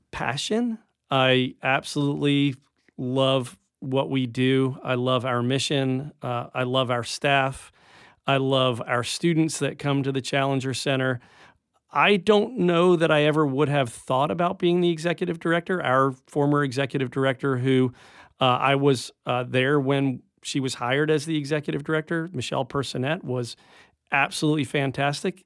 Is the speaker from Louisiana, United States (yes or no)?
no; Rockland County, upstate New York, United States; now in Tallahassee, United States; I grew up in upstate New York